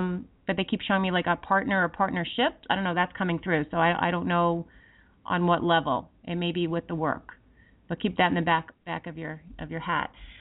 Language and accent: English; New York, United States; we us New Yorkers